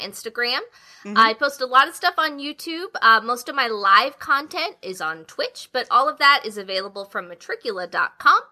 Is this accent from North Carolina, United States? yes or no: yes; Wilmington, North Carolina, United States; also born or lived in Raleigh, North Carolina; I grew up in Wilmington, North Carolina, which is on the beach